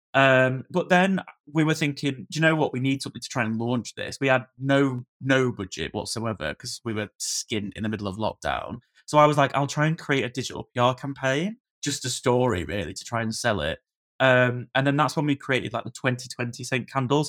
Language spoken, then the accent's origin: English; Blackpool, North West England, United Kingdom; moved away as an adult; I'm from Blackpool originally, so I sort of moved back to the Far Coast